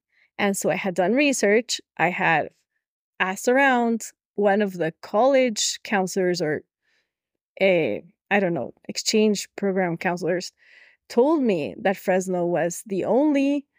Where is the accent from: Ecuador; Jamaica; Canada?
Ecuador; Quito, Pichincha; moved away as an adult; I grew up in Quito, Ecuador. I lived here until I was 20, I guess.